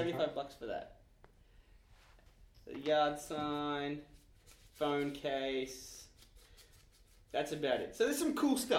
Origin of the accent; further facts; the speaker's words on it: Australia; now in Canada; Even though we're in Canada and I can't vote because I'm Australian